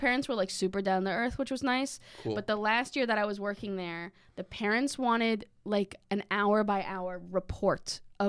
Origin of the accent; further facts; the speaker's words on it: Massachusetts, United States; Well, I would say I'm from Massachusetts, but then I would say Western Mass.